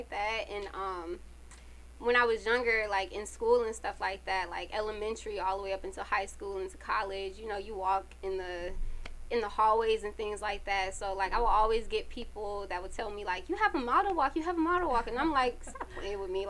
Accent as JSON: {"language": "English", "region": "Connecticut", "country": "United States", "moved": "yes", "lives_now": "Atlanta, United States", "said": "I'm from Connecticut"}